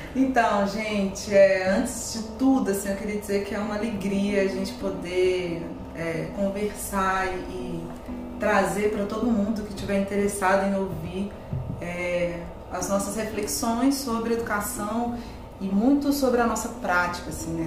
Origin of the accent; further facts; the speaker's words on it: Belo Horizonte, Minas Gerais, Brazil; Nós somos todos mineiros